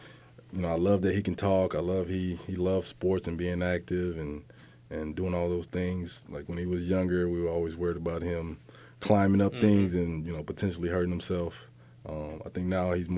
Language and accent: English; Leander, Texas, United States; moved away as an adult; also born or lived in Killeen, Texas / Austin, Texas; now in Boston, United States; I'm originally from Leander, Texas, is a small suburb outside of Austin. You know, I was an Army brat